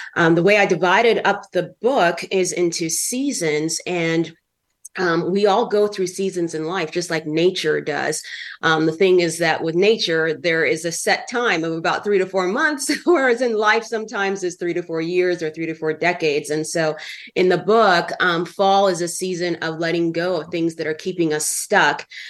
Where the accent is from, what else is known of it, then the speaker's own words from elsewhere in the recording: California, United States; moved away; also born or lived in Minnesota; I grew up in California for many years.